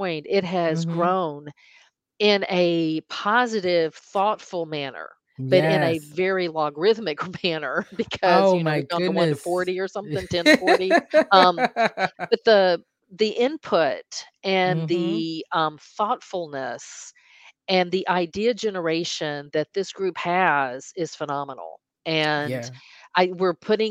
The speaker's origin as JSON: {"language": "English", "region": "Arkansas", "country": "United States", "moved": "yes", "said": "I'm from Arkansas"}